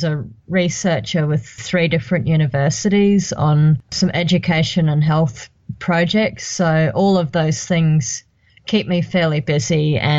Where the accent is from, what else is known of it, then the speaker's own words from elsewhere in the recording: Brisbane, Queensland, Australia; I grew up in Brisbane and I've had all of my care at the Prince Charles Hospital.